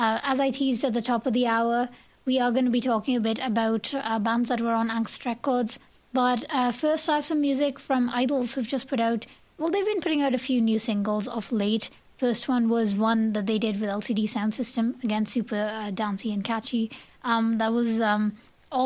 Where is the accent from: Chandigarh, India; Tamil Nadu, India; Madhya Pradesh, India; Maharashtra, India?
Tamil Nadu, India; Chennai; moved away; Chennai in India, south of India, my hometown actually